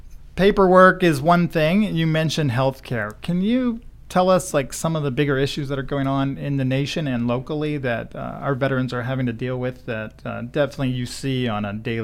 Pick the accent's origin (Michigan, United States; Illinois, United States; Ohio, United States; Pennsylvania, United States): Pennsylvania, United States; DuBois; born or raised there